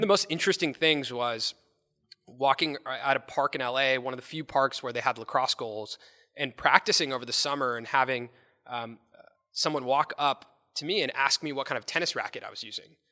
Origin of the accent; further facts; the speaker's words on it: Los Angeles, California, United States; growing up in Los Angeles